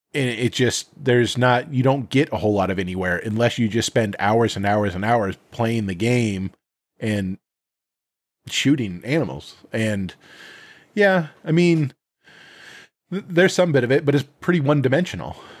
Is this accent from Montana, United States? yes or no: yes; Montana, United States; moved away; I grew up in Montana.